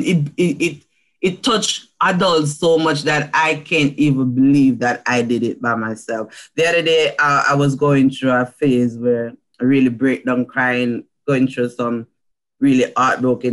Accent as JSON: {"language": "English", "country": "Jamaica", "said": "I'm from Jamaica."}